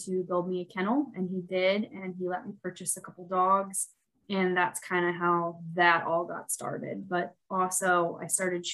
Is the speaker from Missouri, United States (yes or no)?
yes; Central Missouri, United States; moved away as an adult; now in Mount Vernon, United States; I live in Mount Vernon, Missouri now, which is in Southwest Missouri. I'm originally from Central Missouri, from a very, very small town